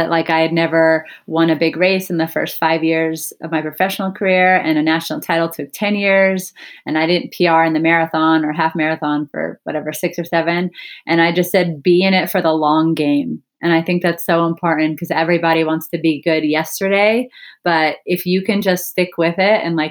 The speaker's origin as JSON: {"language": "English", "region": "Arizona", "country": "United States", "also_born_or_lived": "Santa Barbara", "moved": "as an adult", "said": "out-of-state tuition was really expensive since I was from Arizona"}